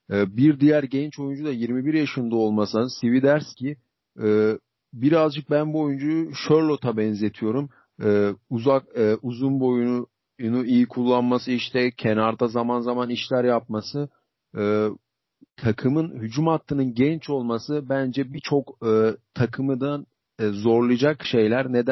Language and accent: Turkish; Turkey; bir Türk olarak